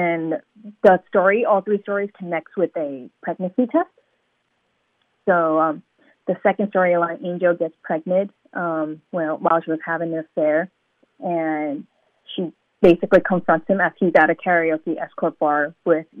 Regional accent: New York City, New York, United States; also born or lived in Hong Kong; I was born in Hong Kong and I grew up in Brooklyn, New York

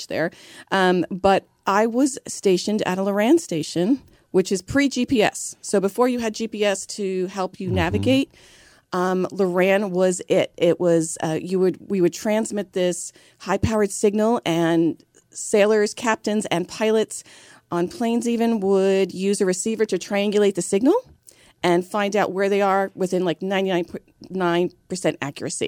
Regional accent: New York City, New York, United States; I'm originally from New York. I was born and raised in Brooklyn

